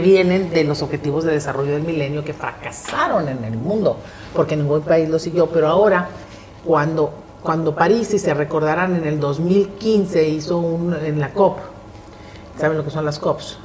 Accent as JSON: {"language": "Spanish", "town": "Monterrey", "region": "Nuevo León", "country": "Mexico", "tie": "born or raised there", "said": "yo que soy una regiomontana de cepa"}